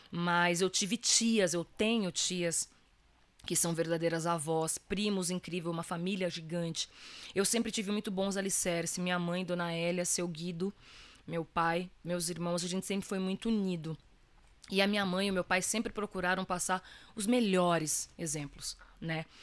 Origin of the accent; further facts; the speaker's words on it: Minas Gerais, Brazil; minha família é de Minas Gerais, né? Minha mãe, eu nasci lá, eu sou mineira, né? Com muito orgulho.